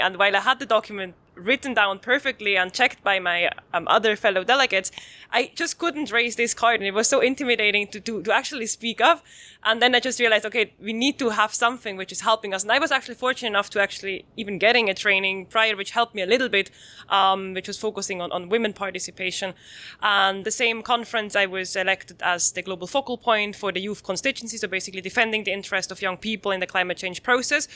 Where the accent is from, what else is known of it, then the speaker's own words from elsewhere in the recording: Switzerland; I'm coming from Switzerland